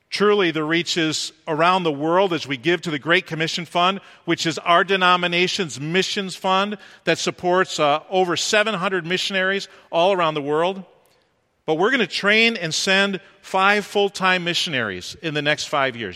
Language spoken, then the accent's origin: English; New York, United States; moved away; I'm from New York